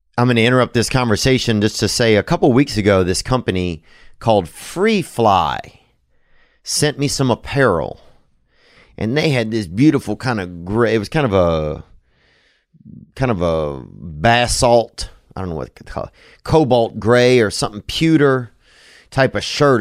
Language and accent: English; the South, United States; I'm from the South